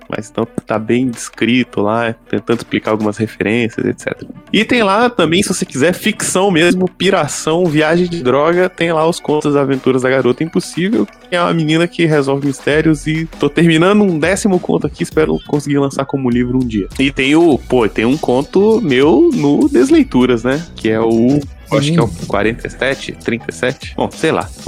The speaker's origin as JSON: {"language": "Portuguese", "region": "Ceará", "country": "Brazil", "said": "o eu sou é cearense."}